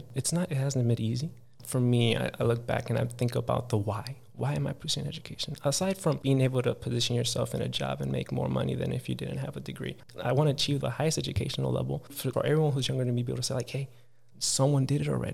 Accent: Harvey, Illinois, United States; I was born in Harvey, Illinois, which is not the best places to grow up

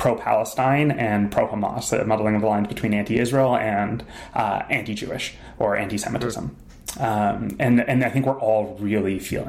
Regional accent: Thornhill, Ontario, Canada; Grew up in Thornhill, Ontario.

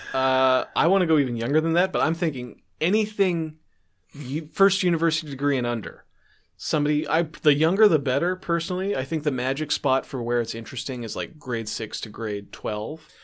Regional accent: Canada

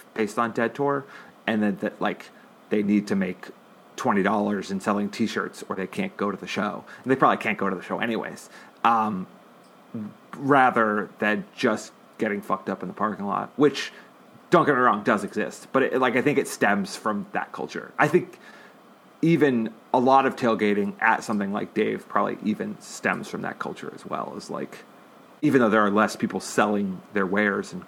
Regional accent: Massachusetts, United States; moved away as an adult; now in California, United States; I'm from Massachusetts, and it's like, it's an obnoxious sports town

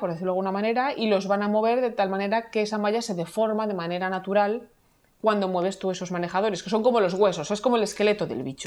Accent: Madrid, Community of Madrid, Spain; moved away as an adult; now in Vancouver, Canada; soy madrileña de origen. Estoy viviendo ahora mismo en Vancouver

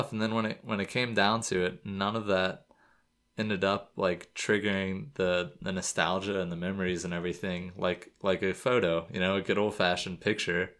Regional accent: Florida, United States; moved away; I'm from Florida

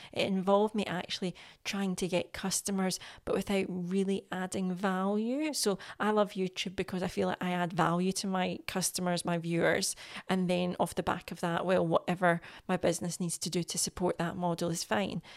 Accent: Scotland, United Kingdom; I'm Scottish

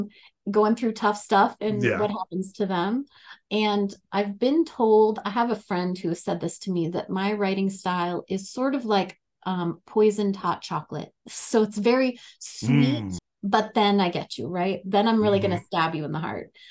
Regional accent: North Dakota, United States; now in Colorado, United States; I grew up in North Dakota, very much that like Midwestern nice kind of culture.

